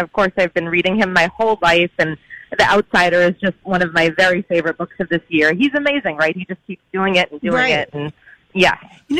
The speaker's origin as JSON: {"language": "English", "region": "New England", "country": "United States", "also_born_or_lived": "Providence", "said": "I went to school there, and I'm from New England."}